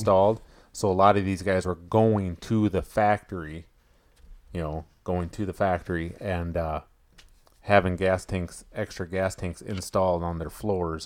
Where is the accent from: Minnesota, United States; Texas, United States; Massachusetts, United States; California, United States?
Minnesota, United States; growing up in Minnesota